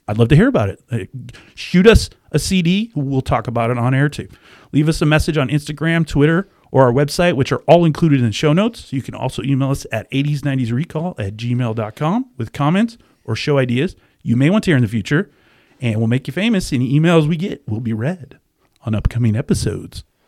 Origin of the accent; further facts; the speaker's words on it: the Northwest, Pacific Northwest, United States; also born or lived in Florida / Japan / New Jersey; now in Washington, United States; I grew up in the Northwest